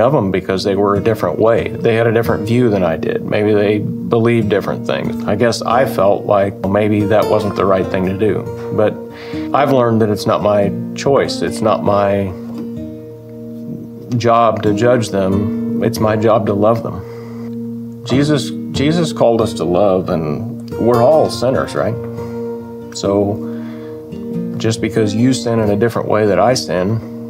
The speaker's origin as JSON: {"language": "English", "town": "Oakwood", "region": "Illinois", "country": "United States", "said": "I'm from Oakwood, Illinois"}